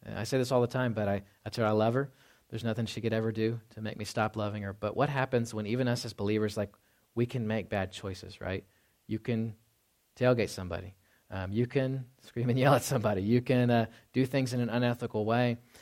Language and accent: English; the South, United States; moved away; I grew up in the South